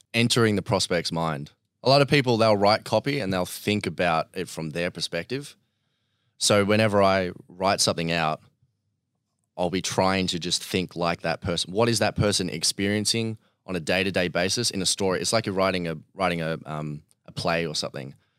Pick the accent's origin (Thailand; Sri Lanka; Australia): Australia; Melbourne, Victoria; also born or lived in Bairnsdale, Victoria; was born in Bairnsdale in three hours, uh, east of Melbourne